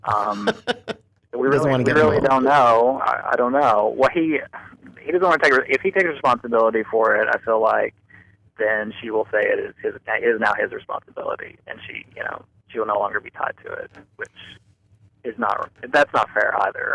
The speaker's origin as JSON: {"language": "English", "region": "Kentucky", "country": "United States", "also_born_or_lived": "Rowan County, Kentucky", "said": "I am from Kentucky."}